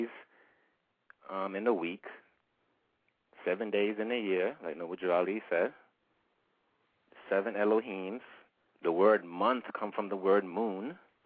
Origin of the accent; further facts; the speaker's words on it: Jamaica; I was born in the Caribbean, in Jamaica